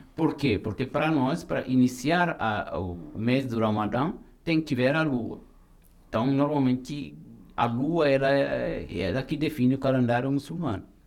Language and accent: Portuguese; Senegal; now in Brazil; sou senegalês